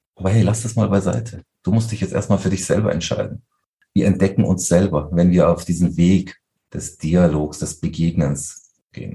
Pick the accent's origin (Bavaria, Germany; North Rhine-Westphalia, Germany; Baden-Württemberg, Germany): Bavaria, Germany; Munich; bin ich einfach nur Münchner